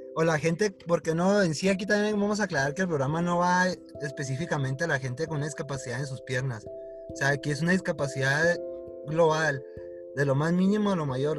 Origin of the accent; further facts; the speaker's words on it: Hidalgo del Parral, Chihuahua, Mexico; moved away as an adult; now in Chihuahua, Mexico; Somos de Chihuahua los dos, uno de Pará y, el otro y ella de la capital